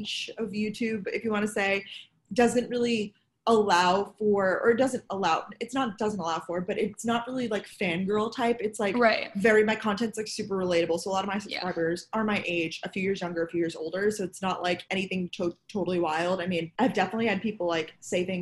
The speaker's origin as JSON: {"language": "English", "area": "Long Island", "region": "New York", "country": "United States", "also_born_or_lived": "Boston", "lives_now": "New York City, United States", "said": "I'm originally from Long Island, New York"}